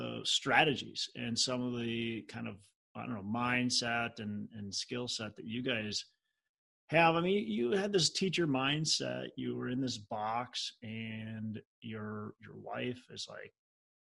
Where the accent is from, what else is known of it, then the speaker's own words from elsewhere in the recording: Minnesota, United States; I'm from Minnesota, so I get cold